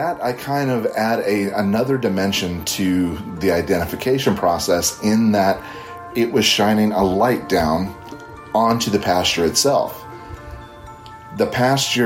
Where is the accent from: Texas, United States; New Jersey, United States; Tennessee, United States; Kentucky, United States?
Kentucky, United States; Northern; now in Central Florida, United States; I currently reside in Central Florida, but at the time of this sighting, I was living in my hometown in Northern Kentucky